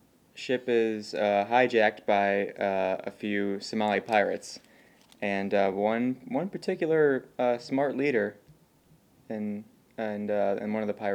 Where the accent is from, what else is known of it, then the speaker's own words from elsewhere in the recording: United States; as an American